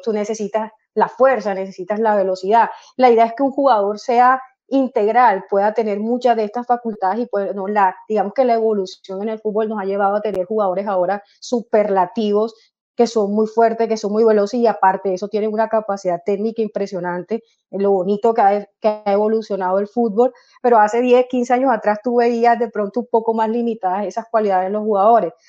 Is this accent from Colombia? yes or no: yes; Colombia; now in Germany; mi familia en Colombia, porque soy colombiana